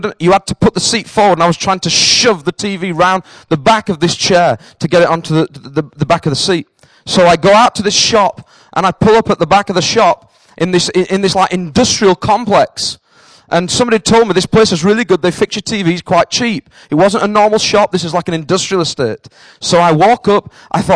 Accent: the north of England, United Kingdom; accent: northern; now in Cambridge, United Kingdom; I'm a northerner.

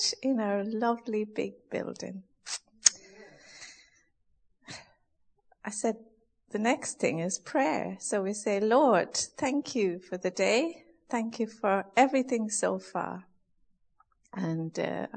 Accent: Ireland; being Irish, we had a few cows when I was young, and we used to send milk to the creamery

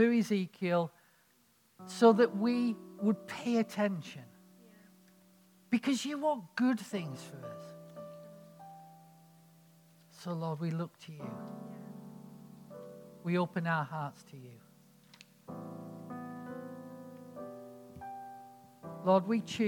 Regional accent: United Kingdom; accent: northern; I'm sort of like this northern idiot

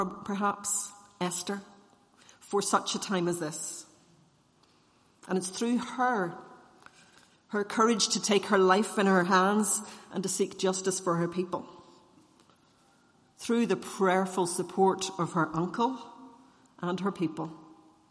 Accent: Northern Ireland, United Kingdom; as Irish Presbyterians

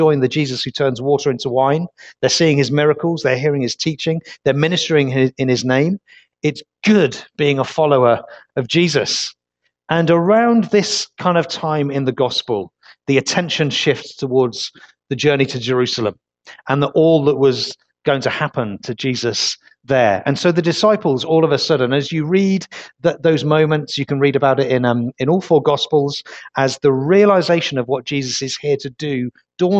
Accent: Leicester, East Midlands, United Kingdom; now in Weymouth, United Kingdom; Originally, I'm not from Weymouth. I'm from Leicester

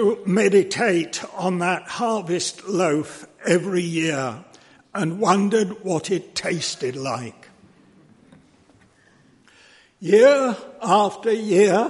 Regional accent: London, United Kingdom; As a boy, I was brought up in Oakwood Baptist Church in North London

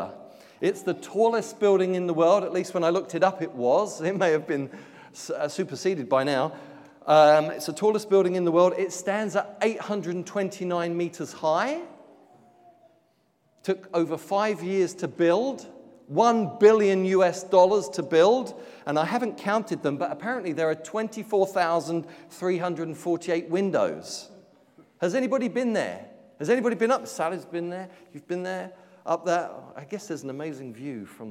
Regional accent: London, United Kingdom; now in Auckland, New Zealand; Born in London, but now living in Sandringham.

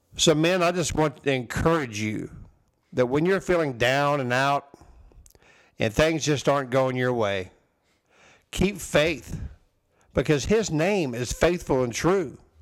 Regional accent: Texas, United States; I say y'all, yeah, I am from Texas

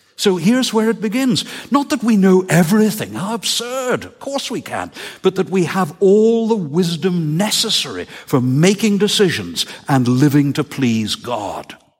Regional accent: Northern Ireland, United Kingdom; moved away; ask me about growing up in Northern Ireland

